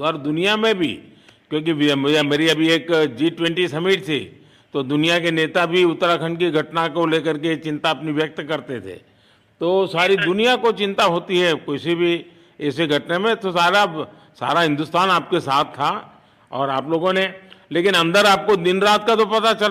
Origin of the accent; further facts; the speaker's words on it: Uttar Pradesh, India; मिर्जापुर से है चलिए मैं भी यूपी वाला हूँ